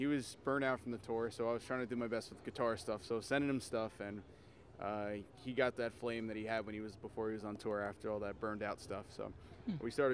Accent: New Jersey, United States; We're from Jersey

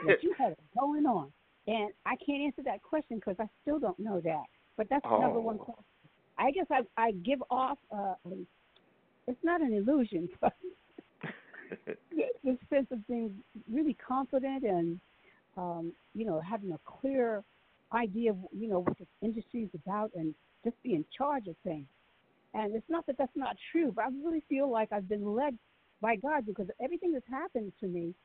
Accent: Newark, New Jersey, United States; also born or lived in New York; we moved from New York to Newark, New Jersey, where I continued my family life

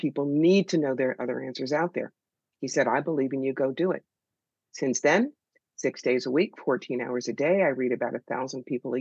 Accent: United States; As an American

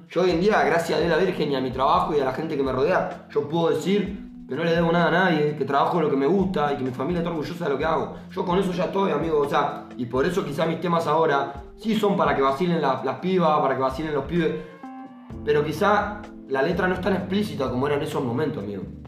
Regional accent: Mar del Plata, Buenos Aires Province, Argentina; yo soy acá de Parque Luro, luego Villa Primero

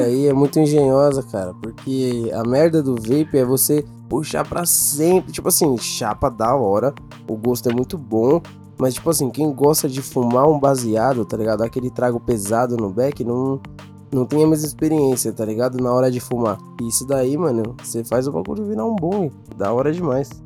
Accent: Brazil; eu sou do Brasil

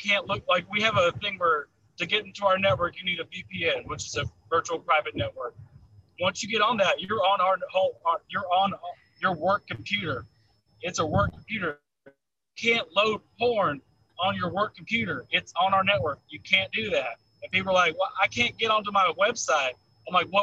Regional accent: North Carolina, United States; accent: Southern; now in Los Angeles, United States; I was born and raised in North Carolina, so I'm a Southern comedian

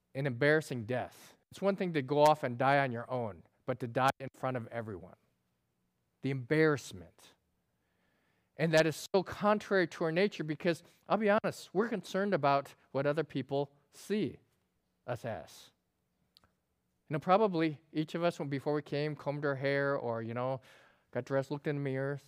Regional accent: upstate New York, United States; I grew up in New York and upstate New York, they have the Adirondacks

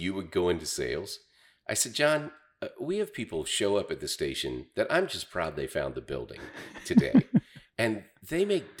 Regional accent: Berryville, Arkansas, United States; Yeah, I mean, when I grew up in Berryville, we had Springfield Radio.

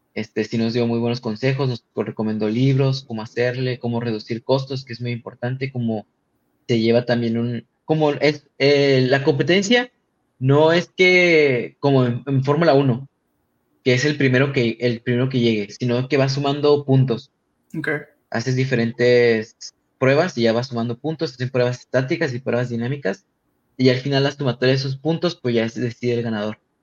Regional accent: Tijuana, Baja California, Mexico; yo vengo de Tijuana

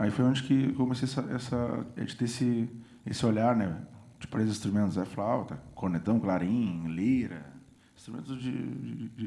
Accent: São José do Norte, Rio Grande do Sul, Brazil; Eu sou de São José do Norte.

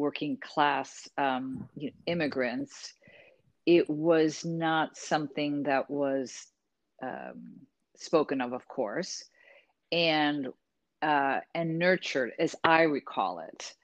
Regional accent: Cleveland, Ohio, United States; also born or lived in Puerto Rico; I was born in the Midwest

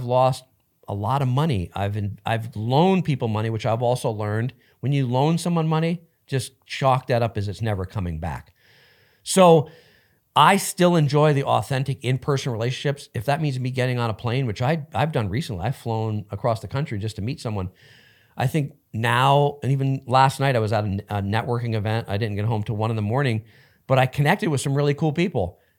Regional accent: New Jersey, United States; now in Los Angeles, United States; No, I grew up in New Jersey.

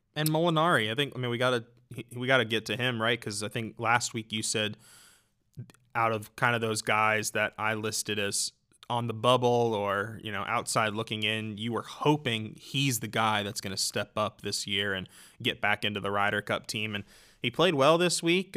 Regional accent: United States; as an American

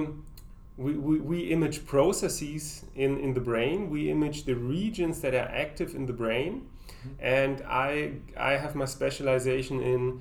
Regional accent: Darmstadt, Hesse, Germany; my hometown Darmstadt

